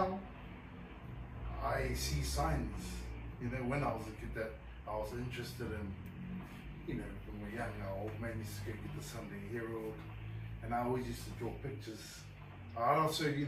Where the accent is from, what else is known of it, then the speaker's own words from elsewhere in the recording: Auckland, New Zealand; also born or lived in Tonga; Born and raised in Mangere.